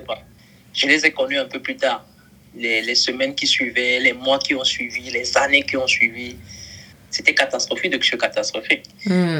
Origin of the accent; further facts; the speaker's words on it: Cameroon; now in Bamako, Mali; d'origine camerounaise